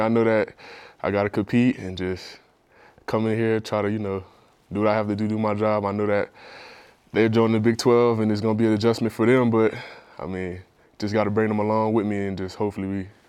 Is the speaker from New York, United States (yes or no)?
no; New Orleans, Louisiana, United States; moved away as an adult; also born or lived in Kansas; Yeah, so I'm from New Orleans, Louisiana. You know, grew up there, got a brother, two sisters, mom, and then went to Warren Eastern Charter High School in New Orleans, Louisiana.